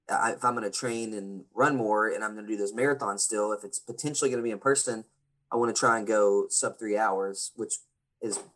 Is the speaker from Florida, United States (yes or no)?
no; Lewisport, Kentucky, United States; also born or lived in Bowling Green, Kentucky; I am born and raised in Kentucky, born in a small town called Lewisport, Kentucky, very small population of people.